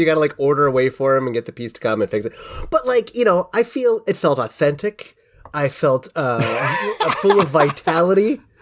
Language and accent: English; Cincinnati, Ohio, United States; most of my youth was growing up in Cincinnati